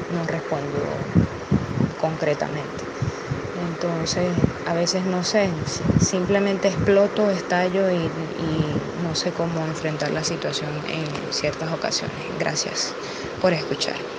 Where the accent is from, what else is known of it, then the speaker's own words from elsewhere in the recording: Venezuela; soy de Venezuela